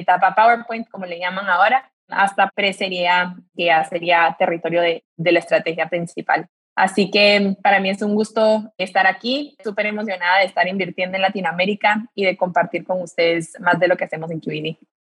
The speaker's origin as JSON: {"language": "Spanish", "country": "Guatemala", "said": "yo soy de Guatemala"}